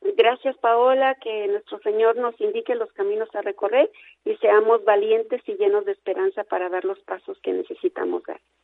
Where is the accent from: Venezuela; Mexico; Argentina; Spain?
Mexico; como, pueblo mexicano